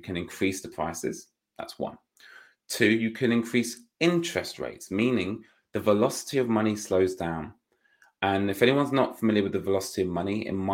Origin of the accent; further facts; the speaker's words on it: United Kingdom; being a Brit